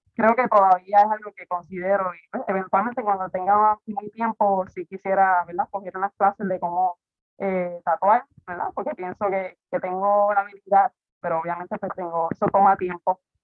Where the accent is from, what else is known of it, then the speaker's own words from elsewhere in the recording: Quebradillas, Puerto Rico; moved away as an adult; now in Rincón, Puerto Rico; yo soy de quebradilla, pero me voy para con hace ocho años